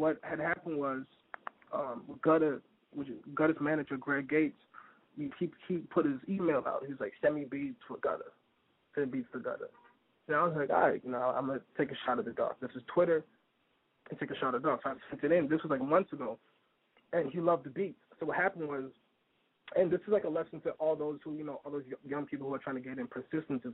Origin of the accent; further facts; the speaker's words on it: Toronto, Ontario, Canada; also born or lived in Brooklyn, New York; now in New York, United States; I'm from Toronto, Canada